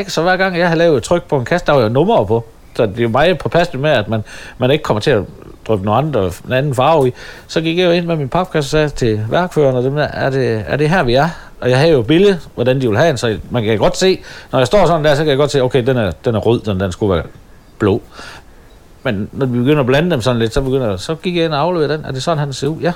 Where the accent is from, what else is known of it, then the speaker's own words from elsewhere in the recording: Støvring, North Denmark Region, Denmark; så kunne jeg godt mærke, at jeg var kommet væk fra Støvring med alle mine kammerater.